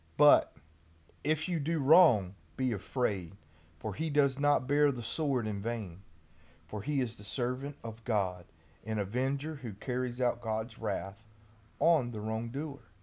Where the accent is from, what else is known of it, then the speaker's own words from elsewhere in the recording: United States; If I'm a Christian before I am an American